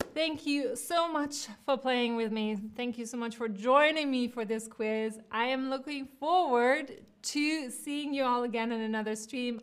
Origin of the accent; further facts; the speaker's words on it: Cologne, North Rhine-Westphalia, Germany; now in New York, United States; I was born in Cologne